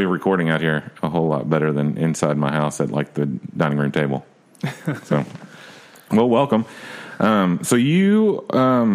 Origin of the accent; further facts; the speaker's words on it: Nashville, Tennessee, United States; I grew up here as well